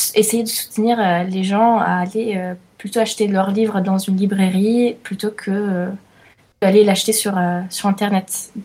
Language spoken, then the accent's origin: French; Italy; je suis italienne